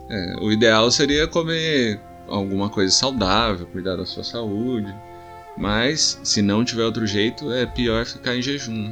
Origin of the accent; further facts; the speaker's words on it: Taubaté, São Paulo, Brazil; a gente é de Taubaté